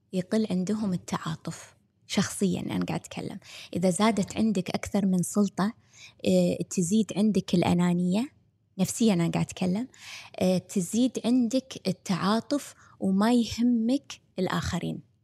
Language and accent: Arabic; Kuwait